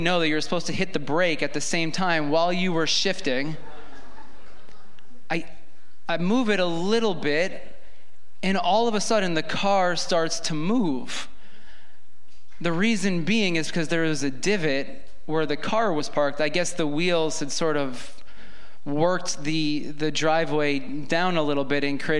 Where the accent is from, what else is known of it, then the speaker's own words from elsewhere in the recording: New York, United States; I grew up in New York, lived in New York my entire life.